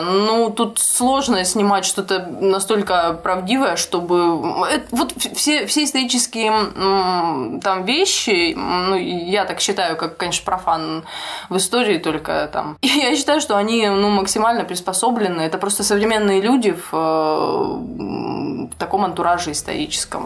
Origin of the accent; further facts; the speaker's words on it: Ukraine; я училась и росла на Украине, а мы там не проходили историю России